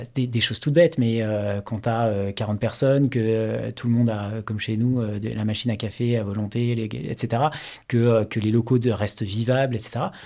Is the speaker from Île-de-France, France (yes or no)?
yes; Paris region, Île-de-France, France; also born or lived in Toulouse / Rennes / Stockholm; J'ai honnêtement passé bah, quasiment toute mon enfance et toute ma vie en région parisienne